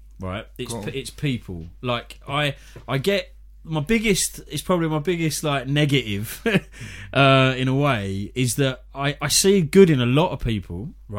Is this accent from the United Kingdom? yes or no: yes; London, United Kingdom; because I was from East London and my family were from Bethnal Green and everything.